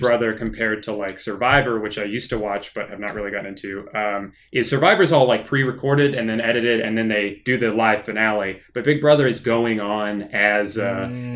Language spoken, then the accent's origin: English; Orlando, Florida, United States; also born or lived in North Carolina; we moved here when I was like two.